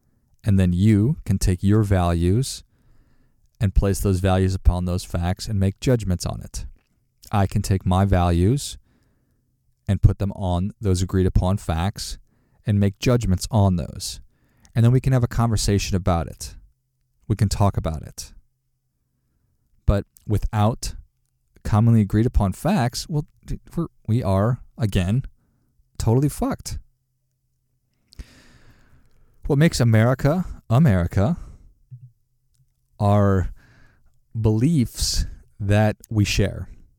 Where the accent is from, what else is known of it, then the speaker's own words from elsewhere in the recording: Minnesota, United States; my family voted Democrat because we're from Minnesota. And in Minnesota, that's, it's predominantly Democrat.